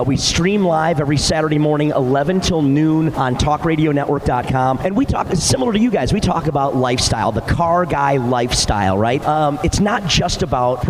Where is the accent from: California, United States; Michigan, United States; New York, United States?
Michigan, United States; Detroit; moved away; I'm from Detroit originally